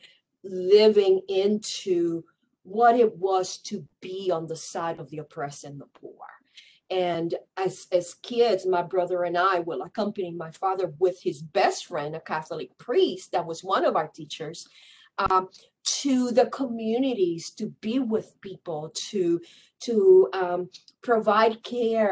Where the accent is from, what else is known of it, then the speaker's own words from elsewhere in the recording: San Juan, Puerto Rico; I was born and raised in San Juan, Puerto Rico.